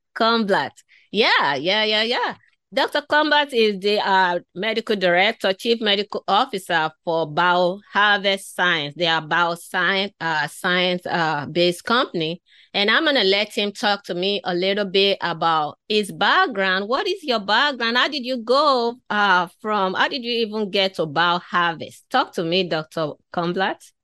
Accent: Nigeria; moved away; growing up in Africa, I was born in West Africa, in Nigeria. So growing up in that part of the world

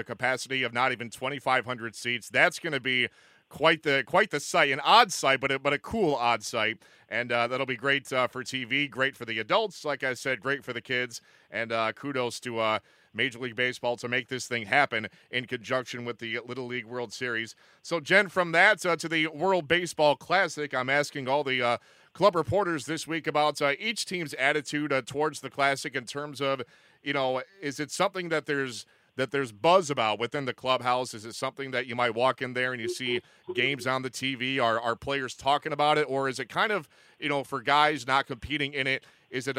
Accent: Binghamton, New York, United States; it's 10 minutes from my hometown of Binghamton

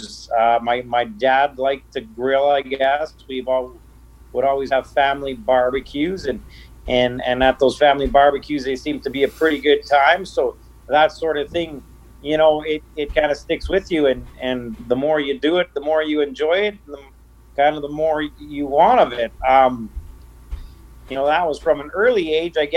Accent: Norquay, Saskatchewan, Canada; now in Madge Lake, Canada; I come from a small town in eastern Saskatchewan. I grew up in Norquay

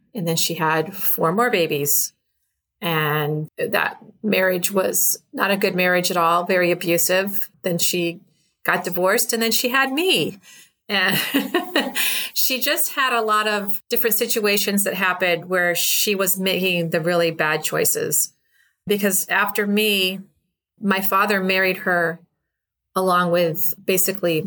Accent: Chicago, Illinois, United States; I grew up in Chicago

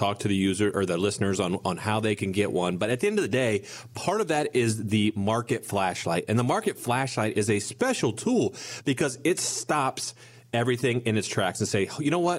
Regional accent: Bellefontaine, Ohio, United States; We're from a small town. You guys may or may not have heard of it. I'm from Belle Fountain, Ohio

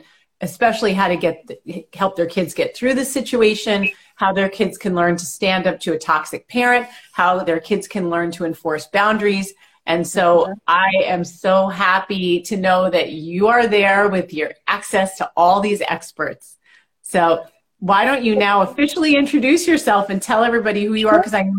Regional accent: New York, United States; now in Connecticut, United States; I always say New York because I'm a New Yorker. I'm a minute from New York, but I'm in Connecticut.

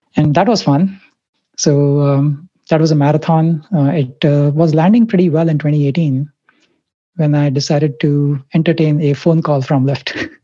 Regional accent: Mumbai, Maharashtra, India; I grew up in India, Bombay, Mumbai

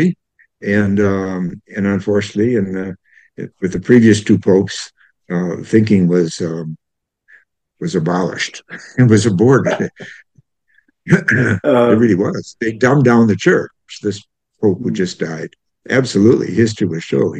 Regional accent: Madison, Wisconsin, United States; I grew up in Madison, Wisconsin

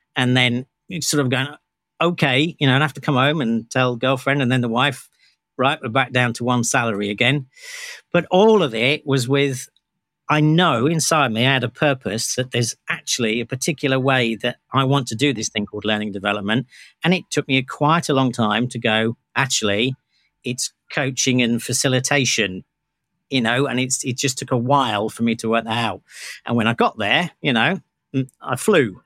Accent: United Kingdom; I'm British.

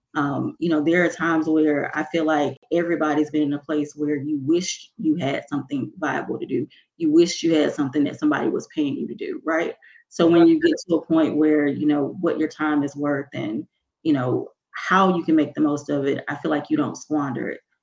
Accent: Mississippi, United States; I'm from Mississippi

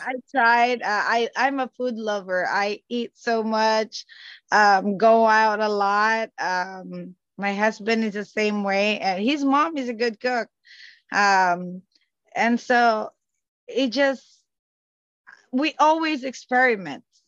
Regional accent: Calabarzon, Philippines; moved away; I am from Cavite, Philippines. So we're like the next province after Manila.

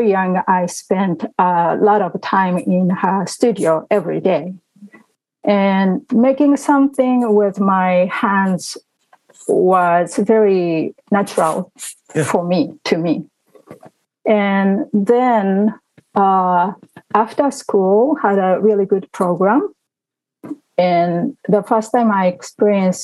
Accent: Tokyo, Japan; also born or lived in Woodbridge, Virginia; now in Virginia, United States; I was born and raised in Tokyo, Japan.

